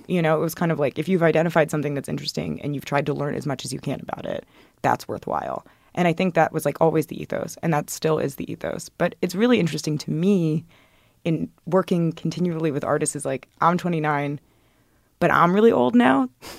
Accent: the South, United States; And I grew up in the South and kind of could imagine what that might look like.

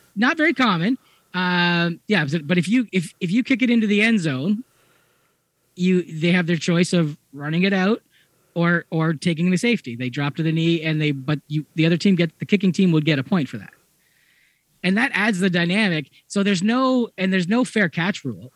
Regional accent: Hamilton, Ontario, Canada; I grew up just outside of Hamilton

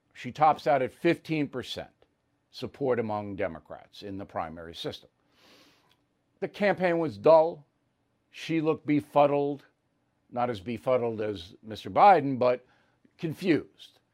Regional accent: Levittown, New York, United States; I grew up in Levittown, New York

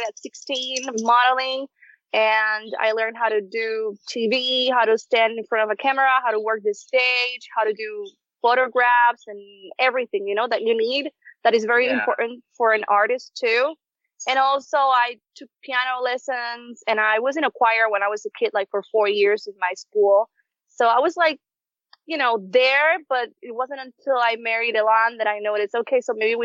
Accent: Puerto Rico; also born or lived in Hartford, Connecticut; when I was 9 months old, they brought me to Puerto Rico. So I was actually raised in Puerto Rico all my life

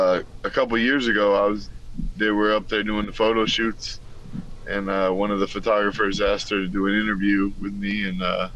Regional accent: Florida, United States; moved away as an adult; now in Los Angeles, United States; I'm from Florida

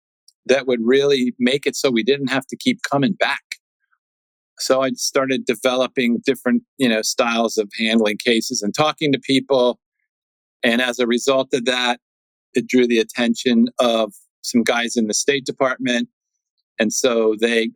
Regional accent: Washington, District of Columbia, United States; I'm born and raised in Washington, D.C.

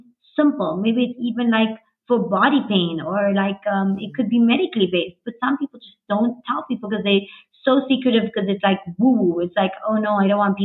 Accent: South Africa; I was born here, and so were my parents and my grandparents.

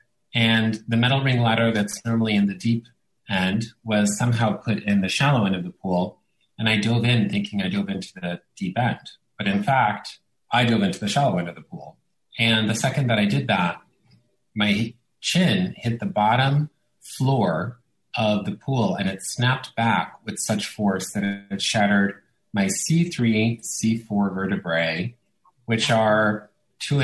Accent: New York, United States; first language Italian; English is a second language; also born or lived in Italy; born in New York, but lived the first 7 years of my life in Italy, and then we moved back to New York after that. So Italian was my first language

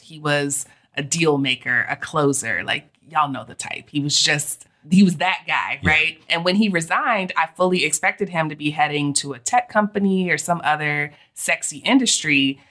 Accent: Texas, United States; also born or lived in Georgia / Florida; But growing up in Texas and Georgia

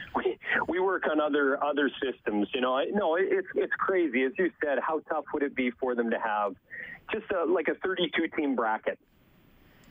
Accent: Canada; As a Canadian

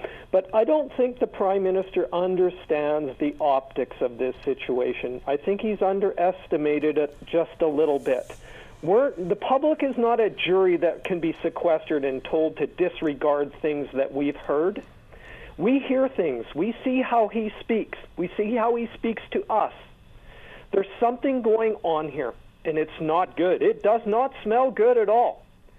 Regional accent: Canada; As a Canadian citizen

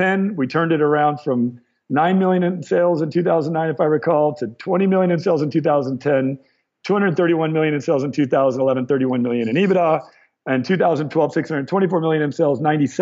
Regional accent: Torrance, California, United States; I was born in Torrance.

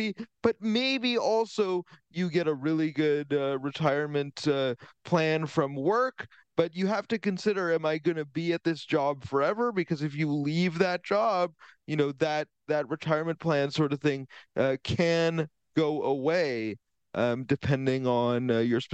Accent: Vancouver, British Columbia, Canada; moved away; I'm originally from Vancouver.

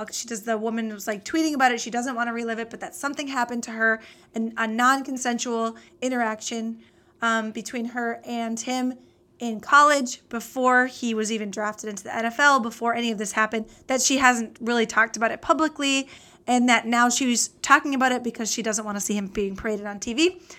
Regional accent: Midwest, United States; from the Midwest.

